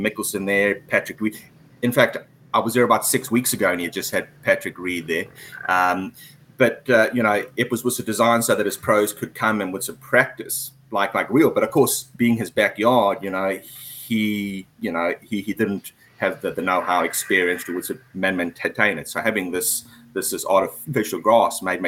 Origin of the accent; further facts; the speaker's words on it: Durban, KwaZulu-Natal, South Africa; moved away as an adult; also born or lived in Harare, Zimbabwe / Johannesburg, South Africa / United Kingdom / Switzerland; now in Vietnam; we moved down to South Africa when I was about 5 or 6 years old, Durban, which is on the east coast. I went to school there